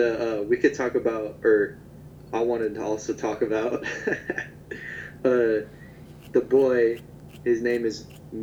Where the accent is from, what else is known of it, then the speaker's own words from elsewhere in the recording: Fresno, California, United States; I'm half Japanese, I was born in Fresno.